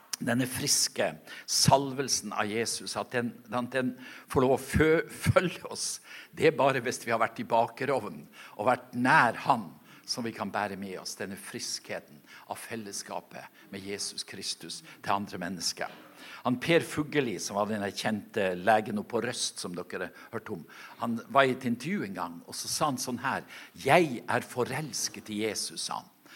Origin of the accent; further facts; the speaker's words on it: Norway; moved away; ute på øya der jeg kommer ifra